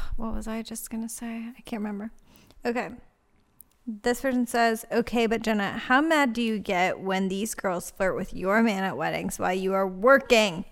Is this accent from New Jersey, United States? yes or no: no; Laurel Highlands, Pennsylvania, United States; moved away; we didn't just come back because it's our hometown.